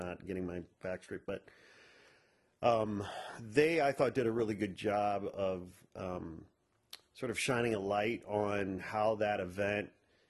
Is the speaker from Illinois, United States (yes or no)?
yes; Chicago, Illinois, United States; And I grew up in and around Chicago, so I'm very familiar with that area.